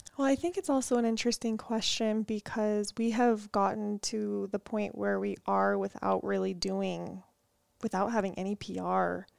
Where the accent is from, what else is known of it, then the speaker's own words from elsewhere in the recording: California, United States; We are from California.